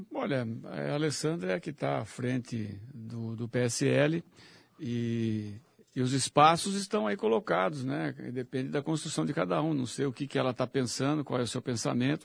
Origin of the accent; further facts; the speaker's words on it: Limeira, São Paulo, Brazil; eu vivi, cresci lá na Vila Fatina com CH